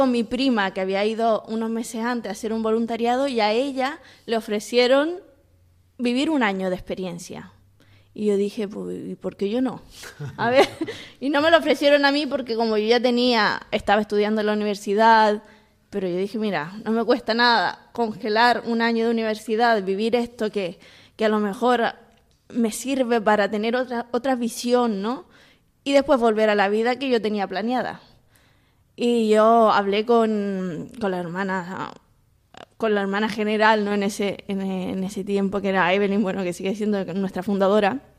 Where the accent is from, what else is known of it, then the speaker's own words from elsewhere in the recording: Iquique, Tarapacá, Chile; moved away as an adult; also born or lived in Bolivia; now in Spain; Yo soy del norte, de Iquique.